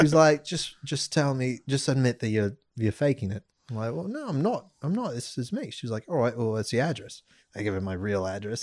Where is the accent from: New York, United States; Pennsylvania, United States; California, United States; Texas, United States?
California, United States; Santa Monica; I'm from Santa Monica.